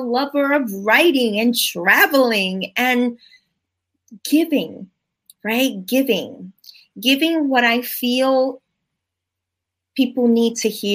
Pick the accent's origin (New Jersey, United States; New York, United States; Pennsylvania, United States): New York, United States; New York City; I am from the Bronx, New York